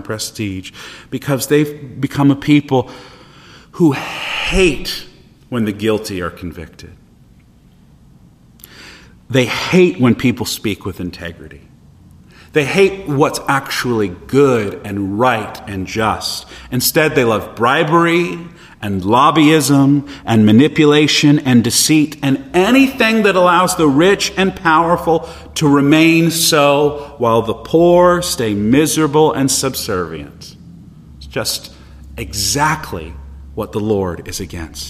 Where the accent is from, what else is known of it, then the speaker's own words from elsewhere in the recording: United States; us as American Christians